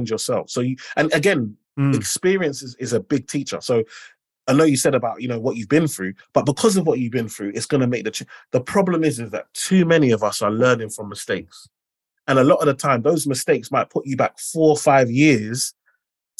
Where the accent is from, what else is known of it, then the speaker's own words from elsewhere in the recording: London, United Kingdom; I'm the first in my family to be born in the UK. And then I grew up in Limehouse.